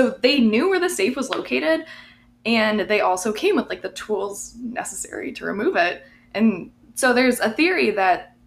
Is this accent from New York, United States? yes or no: yes; Cattaraugus County, New York, United States; my county, Cattaraugus County